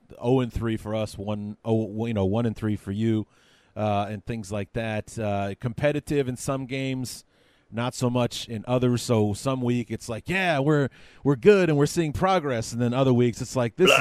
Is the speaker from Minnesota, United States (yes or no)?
no; Chicago, Illinois, United States; born and raised in Chicago